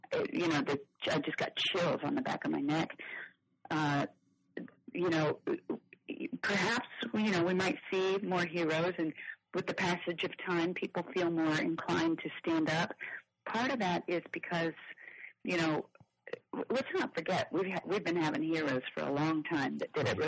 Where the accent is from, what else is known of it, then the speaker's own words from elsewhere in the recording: Kansas City, Missouri, United States; moved away as an adult; also born or lived in Nashville; I lived in Nashville for 20 years, but I was born and raised in Kansas City